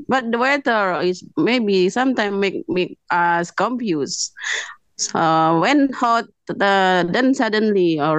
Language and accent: English; Indonesia; English is a second language; I'm from Indonesia.